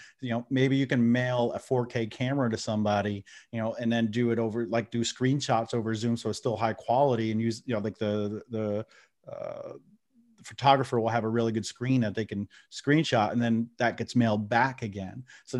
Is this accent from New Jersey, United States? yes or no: yes; New Jersey, United States; accent: New Jersey; I'm from New Jersey. I'm in North Carolina now, but I'm from New Jersey. But I think of my accent's so watered down that the New Jerseyans don't accept me, and I'm not accepted in North Carolina as a Southerner.